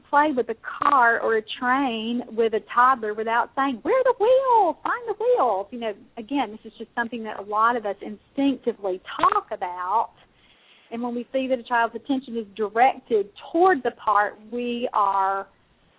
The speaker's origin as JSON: {"language": "English", "region": "Mississippi", "country": "United States", "said": "I'm from Mississippi"}